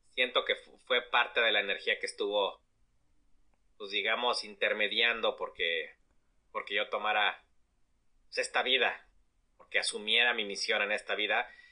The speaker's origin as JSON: {"language": "Spanish", "country": "Mexico", "said": "Como mexicanos"}